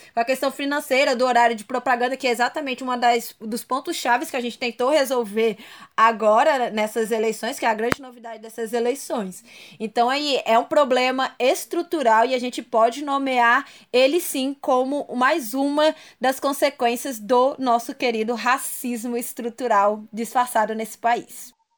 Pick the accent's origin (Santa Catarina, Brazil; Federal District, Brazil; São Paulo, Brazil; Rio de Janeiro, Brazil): Federal District, Brazil; Brasília; eu sou de Brasília